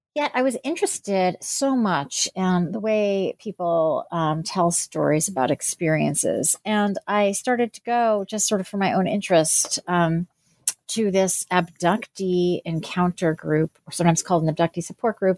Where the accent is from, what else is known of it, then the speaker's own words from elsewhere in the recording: New Jersey, United States; also born or lived in Pennsylvania; I was born in New Jersey and grew up there and in Pennsylvania